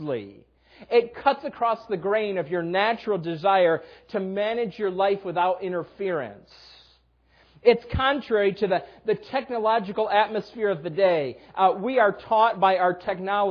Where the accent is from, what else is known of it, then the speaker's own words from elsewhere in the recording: Western New York, United States; moved away as an adult; also born or lived in Dallas; We grew up in Western New York